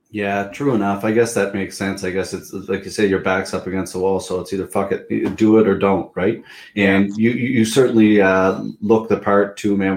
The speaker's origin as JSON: {"language": "English", "town": "Pictou", "region": "Nova Scotia", "country": "Canada", "said": "I'm from Pictou, but Truro was pretty close."}